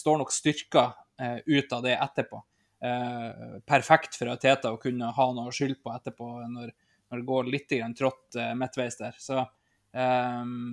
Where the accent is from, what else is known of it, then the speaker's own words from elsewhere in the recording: an island in Nordland, Norway; er jo jeg fra ei øy ute i Nordland